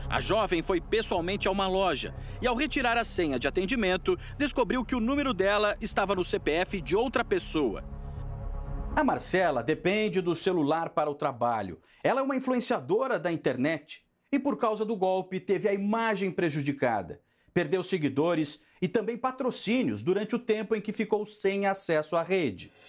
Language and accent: Portuguese; interior of Paraná, Brazil; E eu sou do interior do Paraná.